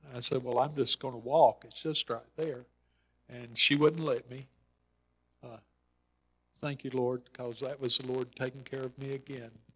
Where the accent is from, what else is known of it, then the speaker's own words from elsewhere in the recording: Ball Ground, Georgia, United States; a family meal in ball ground, my hometown